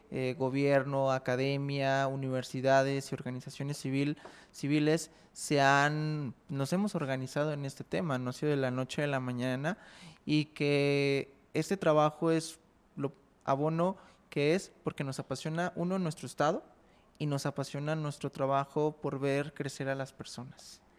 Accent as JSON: {"language": "Spanish", "region": "Jalisco", "country": "Mexico", "said": "somos de Jalisco"}